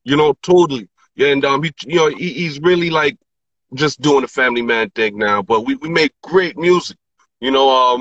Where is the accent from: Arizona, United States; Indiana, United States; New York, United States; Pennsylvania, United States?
New York, United States; New York City; also born or lived in Bronx, New York; now in Newark, United States; Born and raised, grew up, born in Presbyterian Hospital, Washington Heights